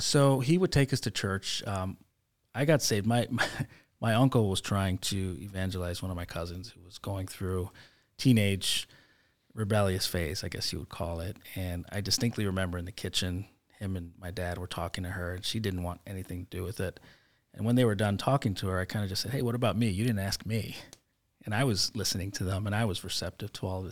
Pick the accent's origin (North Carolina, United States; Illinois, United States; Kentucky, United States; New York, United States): Illinois, United States; Chicago; So I grew up in Logan Square, um, before it was hipster and, and cool like it is now.